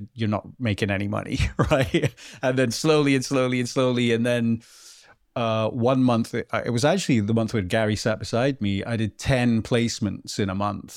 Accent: Bowden, Scotland, United Kingdom; also born or lived in Melrose; I am from a very, very small, well, a hamlet called Bowden, which is, like, less than a hundred people in Scotland

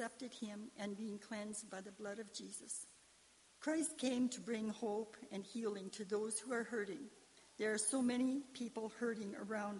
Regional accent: Carrot River area, Saskatchewan, Canada; I was born in Carrick River. I grew up on a farm at Patagon

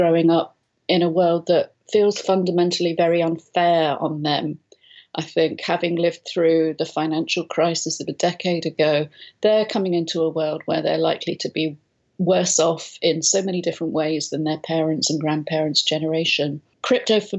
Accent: London, United Kingdom; moved away as an adult; now in Spain; I'm from London originally, but moved out here a lot of years ago now with a young family

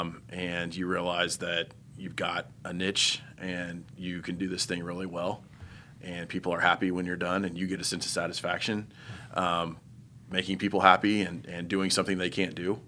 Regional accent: Terre Haute, Indiana, United States; also born or lived in Mooresville, Indiana; I'm from Indiana, but I grew up in Terre Haute

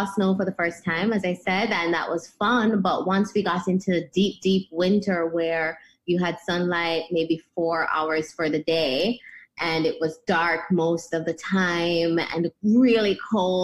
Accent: Kingston, Jamaica; moved away as an adult; also born or lived in United States; So I was born in Kingston, Jamaica, and grew up here until I was 18 when I left for college in the U.S.

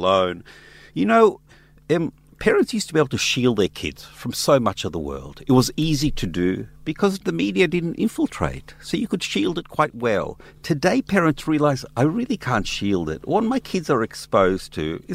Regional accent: Israel; now in Australia; I grew up in Israel as a kid

